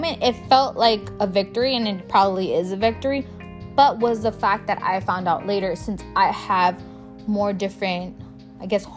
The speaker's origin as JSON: {"language": "English", "town": "Chicago", "region": "Illinois", "country": "United States", "said": "I'm a girl from Pilsen"}